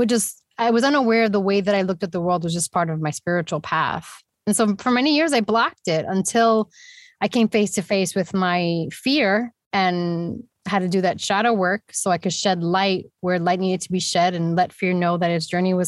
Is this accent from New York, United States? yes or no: yes; New York, United States; also born or lived in Puerto Rico; I grew up in the mainland of New York and also back and forth to the island of Puerto Rico